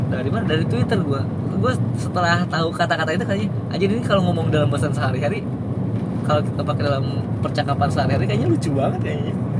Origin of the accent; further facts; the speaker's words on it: Sundanese area, West Java, Indonesia; first language Sundanese; Indonesian is a second language; gue dari kecil sampai kelas 3 SMA itu uh, sekolah eh kelas 3 SMP kelas 3 SMP maksud gue gue sekolah di daerah Sunda